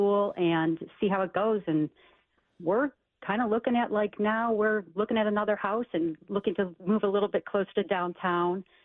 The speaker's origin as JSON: {"language": "English", "town": "Cleveland", "region": "Ohio", "country": "United States", "also_born_or_lived": "Chicago / London / California", "moved": "as an adult", "lives_now": "Cincinnati, United States", "said": "I'm originally from Cleveland"}